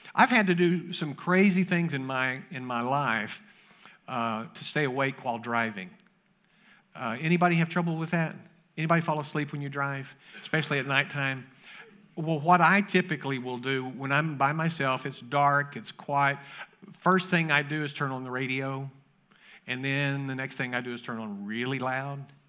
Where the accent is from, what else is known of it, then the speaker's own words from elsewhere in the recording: Kentucky, United States; moved away; I grew up in Kentucky